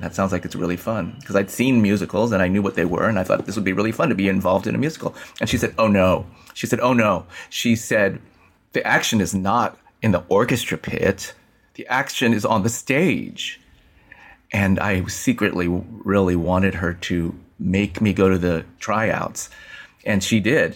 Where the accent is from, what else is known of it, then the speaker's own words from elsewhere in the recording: San Francisco, California, United States; I was born and raised in San Francisco, went to Abraham Lincoln High School in the Sunset District of San Francisco